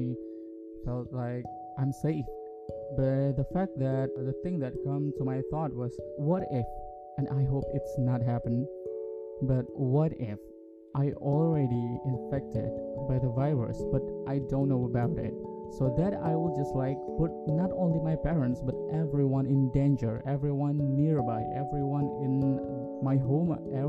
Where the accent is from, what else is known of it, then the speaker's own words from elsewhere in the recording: Yogyakarta, Special Region of Yogyakarta, Indonesia; English is a second language; now in Jakarta, Indonesia; my parents are still in my hometown. They are in Yogyakarta